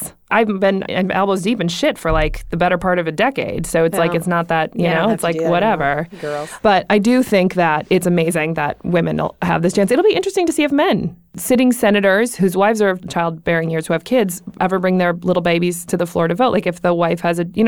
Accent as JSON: {"language": "English", "town": "Buffalo", "region": "New York", "country": "United States", "tie": "born or raised there", "also_born_or_lived": "Takoma Park, Maryland", "moved": "yes", "said": "We grew up together in Buffalo, New York"}